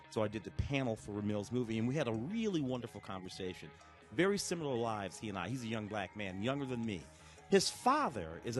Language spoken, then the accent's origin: English; Tennessee, United States; born there; I was born in Tennessee.